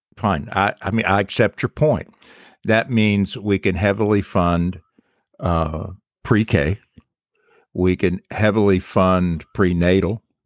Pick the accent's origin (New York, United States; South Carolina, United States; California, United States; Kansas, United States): South Carolina, United States; Charleston; growing up in Charleston